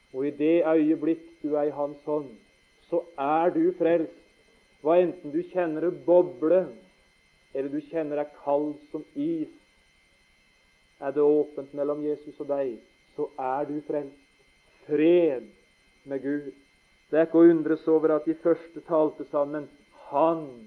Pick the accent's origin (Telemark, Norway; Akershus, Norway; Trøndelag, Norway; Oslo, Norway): Telemark, Norway; Notodden; Vi skjønte ikke hjemme på Notodden at pappa skulle bli vekk så tidlig. Jeg var 15